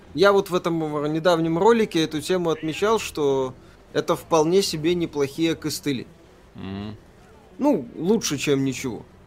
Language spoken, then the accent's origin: Russian; Belarus; Я же белорус